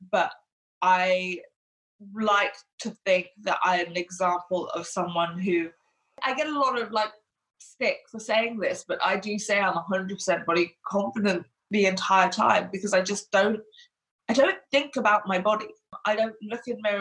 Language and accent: English; Hong Kong; born or raised there; now in England, United Kingdom